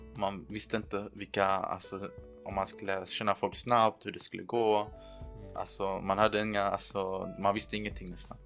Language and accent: Swedish; Lund, Skåne, Sweden; also born or lived in Erbil, Iraq; now in Riga, Latvia; Jag kom till Sverige när jag var två år. Vi, vår familj flydde under Saddams tid. Sen dess har jag växt upp i Lund